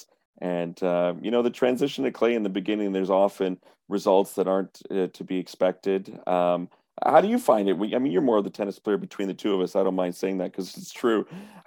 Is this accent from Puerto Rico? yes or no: no; Montreal, Quebec, Canada; now in Toronto, Canada; I grew up on both in Montreal as a kid